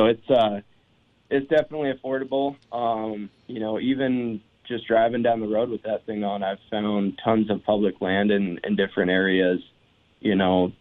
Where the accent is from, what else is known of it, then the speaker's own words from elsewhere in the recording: Montana, United States; I'm from Montana